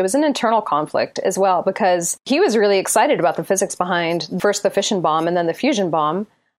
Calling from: Reno, Nevada, United States; I'm calling from Reno, Nevada.

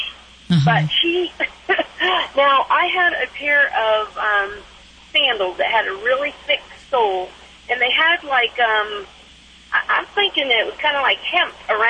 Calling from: Laramie, Wyoming, United States; I'm calling from Laramie, Wyoming.

